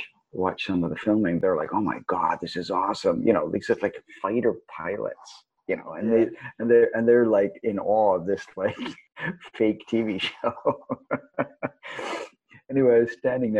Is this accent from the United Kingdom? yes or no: yes; Swansea, Wales, United Kingdom; moved away; I was born in Swansea. Swansea boy.